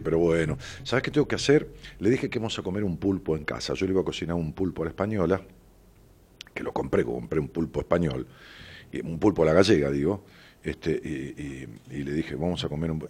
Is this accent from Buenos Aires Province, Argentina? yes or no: yes; Ramos Mejía, Buenos Aires Province, Argentina; yo le digo pueblo a Ramón Mejía, tiene 200.000 y es mi pueblo, porque es donde nací